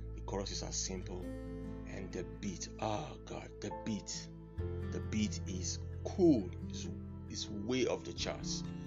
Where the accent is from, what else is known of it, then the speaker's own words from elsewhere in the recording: Warri, Delta, Nigeria; I'm from Nigeria, Delta State Warri